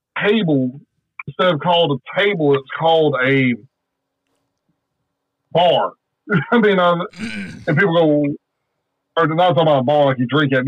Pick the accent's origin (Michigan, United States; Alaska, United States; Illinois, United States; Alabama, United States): Alabama, United States; South; I'm from South Alabama. We have certain dialects of how we talk down here